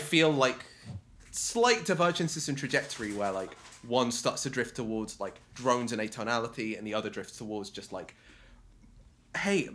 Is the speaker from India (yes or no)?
no; United Kingdom; we're British